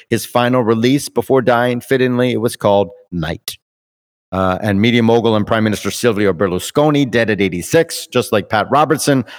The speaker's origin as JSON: {"language": "English", "country": "Canada", "said": "We're Canadian"}